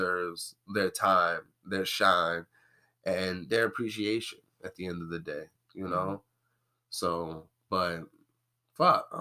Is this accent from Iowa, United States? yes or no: no; New York City, New York, United States; I'm from the Bronx